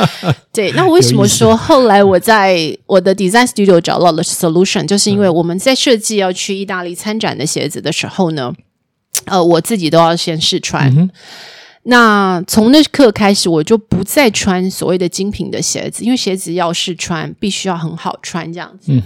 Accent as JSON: {"language": "Chinese", "country": "Taiwan", "moved": "yes", "said": "那可是我们台湾人哦，"}